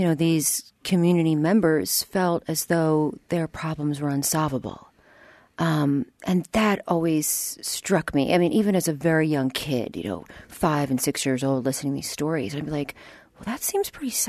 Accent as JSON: {"language": "English", "town": "Philadelphia", "region": "Pennsylvania", "country": "United States", "tie": "born or raised there", "moved": "yes", "said": "I grew up in Philadelphia, Pennsylvania, on the mean streets of Philly"}